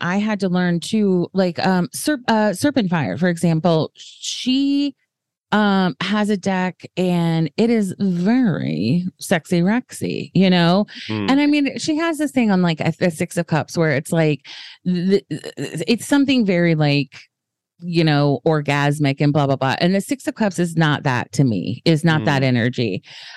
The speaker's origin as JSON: {"language": "English", "region": "the South", "country": "United States", "said": "I'm from the South"}